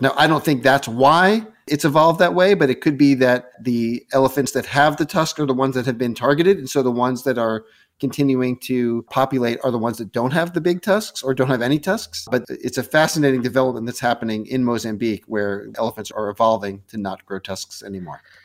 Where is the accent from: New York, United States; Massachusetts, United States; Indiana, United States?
New York, United States; also born or lived in Westchester / New Jersey / Boston; I was born in New York